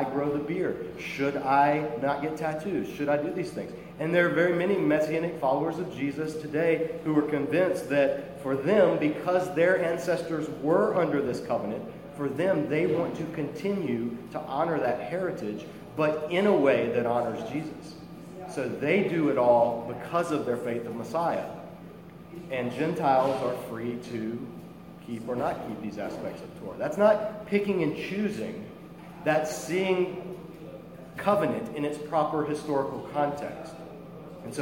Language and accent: English; Ireland; I'm Christian before I'm Irish